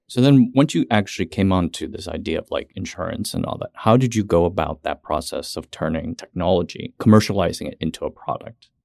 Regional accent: United States; I was born in the States and I was raised in the States

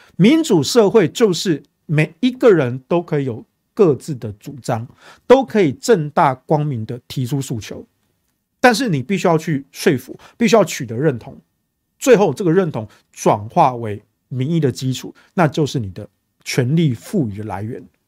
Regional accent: Taiwan; 第二个我是中华民国的国民，A K A我是中国人

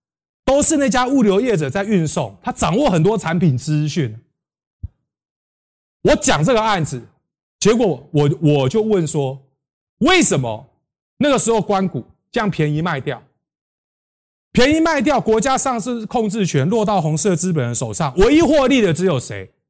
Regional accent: Taiwan; 我们都是台湾人，都是为了台湾。

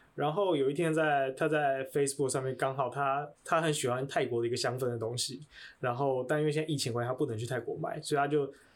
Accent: Taiwan; 我出生在台湾

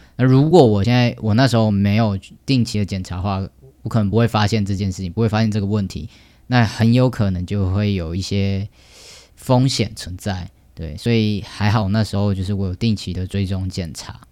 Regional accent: Taoyuan, Taiwan; 来自我家乡，有最棒的桃园

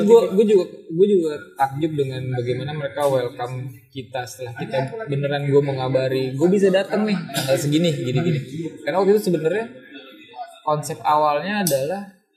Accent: Indonesia; gue datang dari Indonesia

